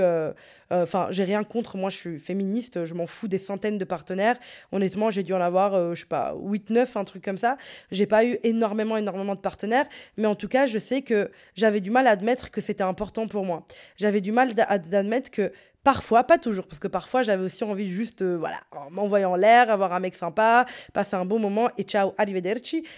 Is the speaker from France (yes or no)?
no; Brussels, Brussels-Capital Region, Belgium; j'étais de Bruxelles